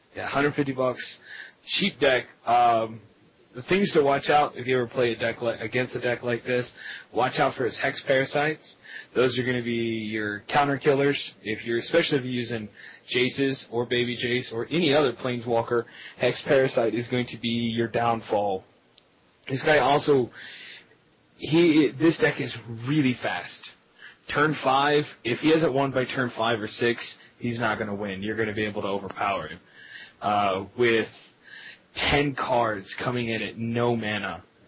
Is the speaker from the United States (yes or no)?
yes; Lubbock, Texas, United States; I am from Lubbock, Texas